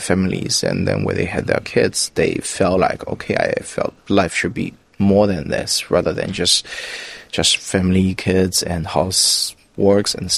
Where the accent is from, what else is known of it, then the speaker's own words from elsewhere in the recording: China; I'm from China